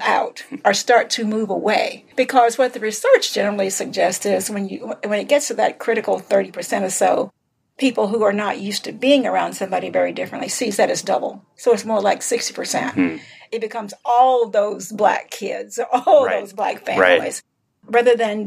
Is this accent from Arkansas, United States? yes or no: yes; South Arkansas, United States; growing up in the South, in South Arkansas